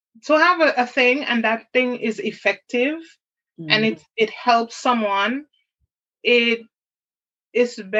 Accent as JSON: {"language": "English", "country": "Jamaica", "tie": "born or raised there", "said": "I was raised in Jamaica"}